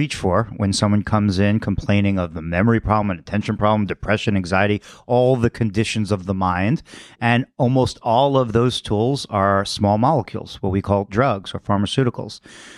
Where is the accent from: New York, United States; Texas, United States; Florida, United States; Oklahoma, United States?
New York, United States; Queens; Born in Brooklyn, grew up in Queens